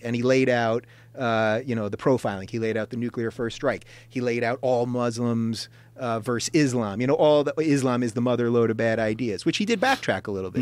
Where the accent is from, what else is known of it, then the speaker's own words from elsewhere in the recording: Long Island, New York, United States; I'm a Jew from Long Island.